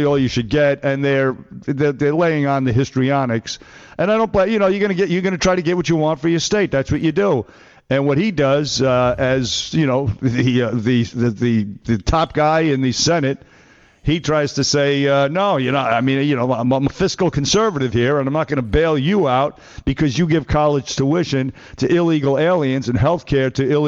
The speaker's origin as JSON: {"language": "English", "region": "New York", "country": "United States", "said": "as a New Yorker"}